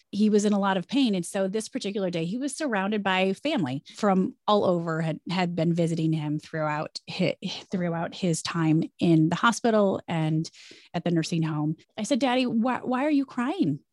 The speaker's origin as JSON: {"language": "English", "town": "Jackson", "region": "Michigan", "country": "United States", "tie": "born or raised there", "also_born_or_lived": "Chicago", "moved": "as an adult", "lives_now": "New York, United States", "said": "I loved growing up in Jackson"}